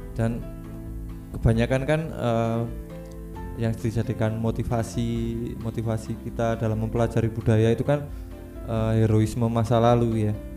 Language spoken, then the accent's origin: Indonesian; Java, Indonesia; also born or lived in Kalimantan; saya sebagai orang Jawa